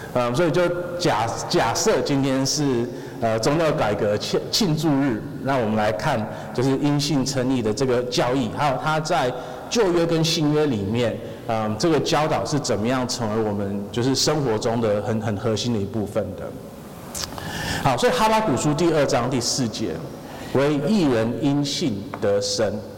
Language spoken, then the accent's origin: Chinese; Taiwan; 我们台湾人要是去，呃，任何地方，然后我们跟人家说，哦，我是相信神的，我们是相信耶稣的